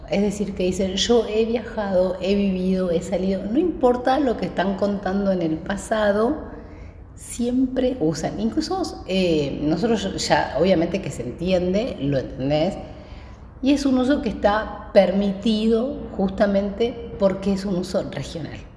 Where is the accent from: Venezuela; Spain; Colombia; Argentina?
Argentina; Patagonia; la mayoría de las personas que, que somos originalmente de Patagonia, que viven en Patagonia, son de Buenos Aires.